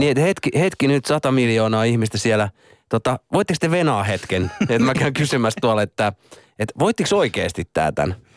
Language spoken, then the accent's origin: Finnish; Hollola, Päijät-Häme, Finland; moved away; mähän oon itse tota Hollalasta